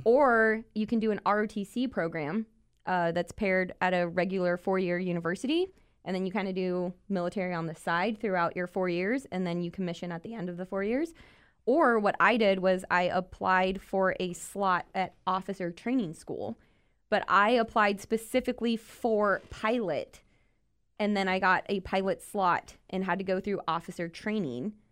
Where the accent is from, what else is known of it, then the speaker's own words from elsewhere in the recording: New Braunfels, Texas, United States; I'm originally born and raised in South Texas, New